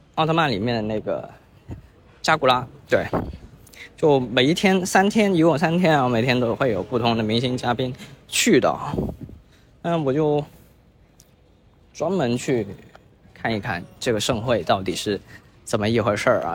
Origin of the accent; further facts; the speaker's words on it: Guangdong, China; now in Shenzhen, China; 我是在广州，然后这个月呢，我就入职到了深圳的一家新公司。那说起来深圳啊，虽然我是广东人，没去过几次深圳